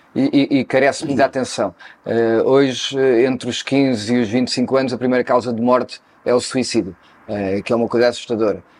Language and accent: Portuguese; Cascais, Lisbon, Portugal; Eu nasci em Cascais, mais propriamente na areia, ali perto do Guincho, uhum. uh, sendo que a família da parte do meu pai era ali da Quinta da Bicuda, uh, e nasci ali numa pequena casa eh, na areia e fiquei até aos 5 anos, depois mudei-me para a Quinta uhum. da Bicuda, cresci